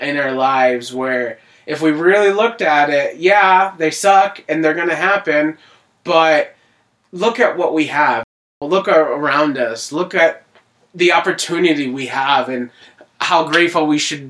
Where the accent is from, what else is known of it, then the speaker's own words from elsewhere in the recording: Scranton, Pennsylvania, United States; also born or lived in New Jersey; For the most part, I lived in Scranton basically my whole life. I mean, I was born in Jersey, and then I moved here when I was 3. My whole life is basically Scranton.